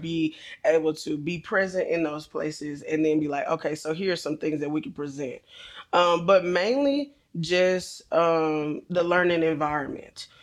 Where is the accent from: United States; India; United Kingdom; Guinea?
United States; Bryan, Texas; I grew up here in Bryan Ice D. Went through, um, elementary all the way through high school